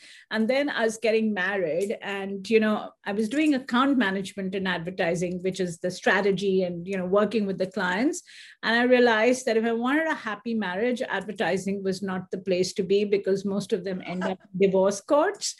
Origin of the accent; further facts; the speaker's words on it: Delhi, India; moved away as an adult; also born or lived in Calcutta, India; now in United States; I was born in India, actually born in Calcutta, which is very famous for the fact that Mother Teresa was there. But I moved to Delhi very quickly, very young. So I have no memories of Calcutta really